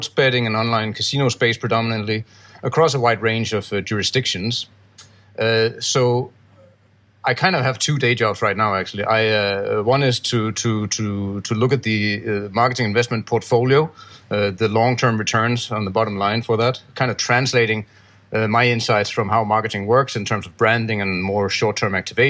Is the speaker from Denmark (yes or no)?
yes; Denmark; now in Gibraltar; I'm from Denmark, but I live in Gibraltar